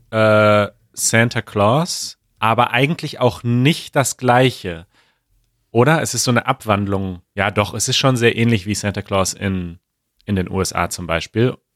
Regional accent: Germany; wir kommen aus Westdeutschland und da macht es Sinn

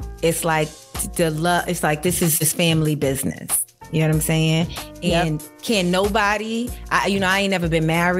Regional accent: New York City, New York, United States; I grew up in New York City

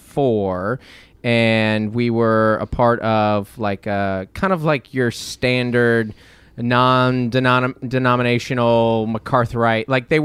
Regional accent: Seattle, Washington, United States; I grew up in Seattle, Washington.

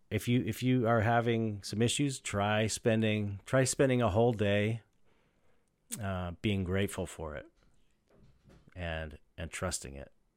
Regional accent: Southern California, United States; I grew up in Southern California

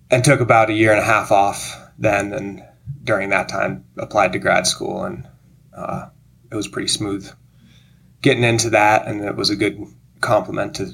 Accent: Gold Hill, Colorado, United States; moved away; also born or lived in Montana; Yeah, well, I grew up in Colorado on the Front Range uh, in a little town called Gold Hill, just outside of Boulder.

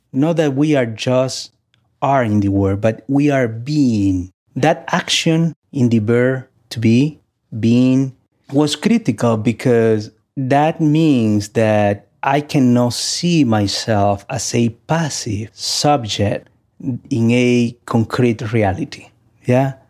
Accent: Santo Domingo, Distrito Nacional, Dominican Republic; now in United States; Growing up in Santo Domingo, I had the opportunity to explore my own spirituality through the Catholic Church

